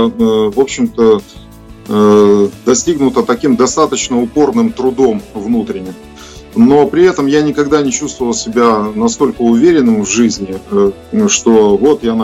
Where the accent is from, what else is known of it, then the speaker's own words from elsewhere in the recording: Soligorsk, Minsk Region, Belarus; Я вырос в Солигорске. Солигорск э, вы э, хорошо знаете, это Минская область, э, шахты.